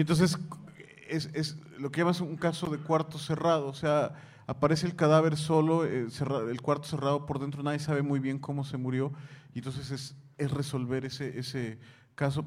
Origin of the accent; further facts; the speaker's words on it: Mexico; vengo de México